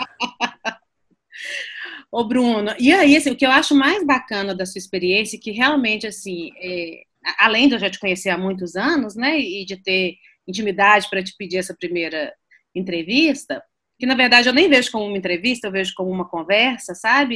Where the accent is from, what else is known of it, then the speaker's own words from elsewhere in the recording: Minas Gerais, Brazil; como mineiro